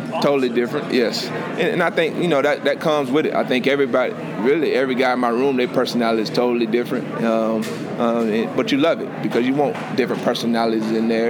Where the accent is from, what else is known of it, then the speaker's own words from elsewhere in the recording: Lake Butler, Florida, United States; now in Clemson, United States; my hometown, Lake Butler